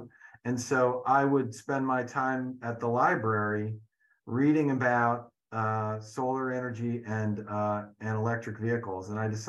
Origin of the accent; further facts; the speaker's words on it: Cleveland, Ohio, United States; moved away as an adult; also born or lived in New York; I grew up in Cleveland, moved to New York to go to college.